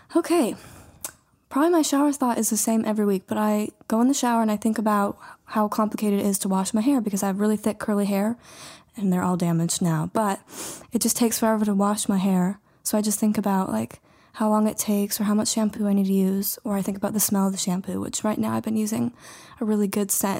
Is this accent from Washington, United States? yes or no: no; Whitehall, Montana, United States; moved away as an adult; now in Butte, United States; I am from Whitehall, Montana, really small town, and then, so now I currently live in Butte.